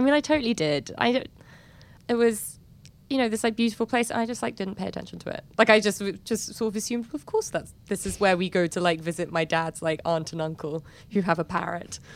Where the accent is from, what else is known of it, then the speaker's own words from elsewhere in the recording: London, United Kingdom; moved away; born and raised in London